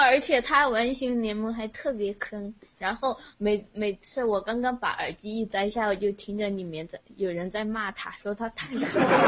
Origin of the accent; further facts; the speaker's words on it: Sichuan, China; 我试四川的，因为我们在你那个平翘舌部分嘛，然后就是说普通话很别扭